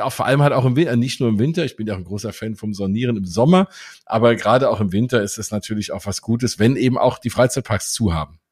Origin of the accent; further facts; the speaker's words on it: Frankfurt, Hesse, Germany; ich komme ja aus Frankfurt